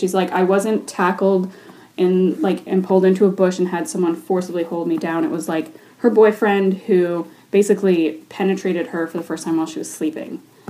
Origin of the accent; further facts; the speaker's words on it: United States; now in Canada; growing up in the States